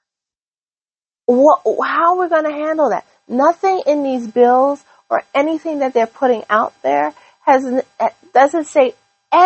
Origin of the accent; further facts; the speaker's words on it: United States; as an American